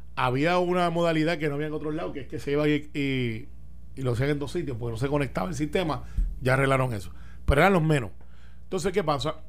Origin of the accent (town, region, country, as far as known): Puerto Rico